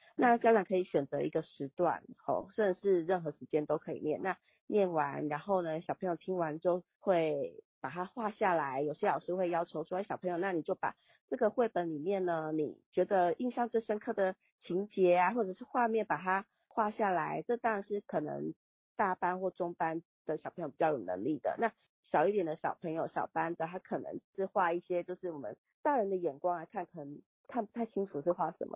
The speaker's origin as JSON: {"language": "Chinese", "country": "Taiwan", "said": "对我们台湾人民可能 来讲"}